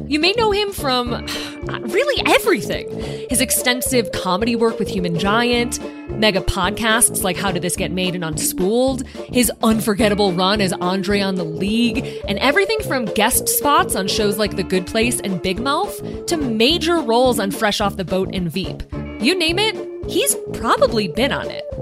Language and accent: English; Midwest, United States; as a Midwesterner